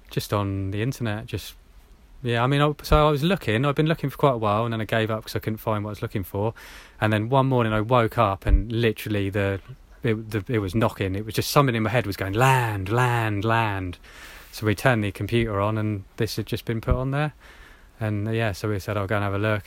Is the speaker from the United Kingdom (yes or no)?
yes; Hampshire, South East England, United Kingdom; I grew up in Hampshire, around there